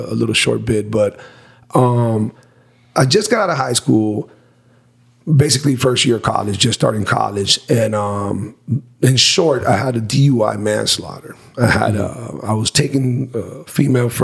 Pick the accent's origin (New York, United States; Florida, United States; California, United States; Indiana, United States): Florida, United States; Miami; born and raised in Miami, without a doubt, but the southern region